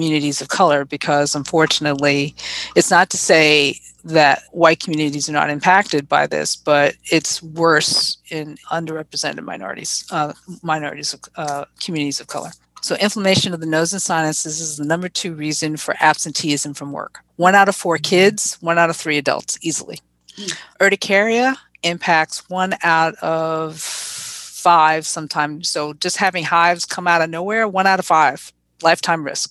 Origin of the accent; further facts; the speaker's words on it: New York City, New York, United States; growing up in the Bronx